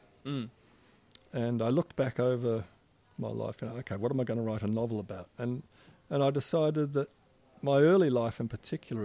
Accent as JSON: {"language": "English", "town": "Perth", "region": "Western Australia", "country": "Australia", "tie": "born or raised there", "also_born_or_lived": "London / Melbourne", "moved": "as an adult", "lives_now": "East Gippsland, Australia", "said": "I grew up in Perth in the 50s and early 60s"}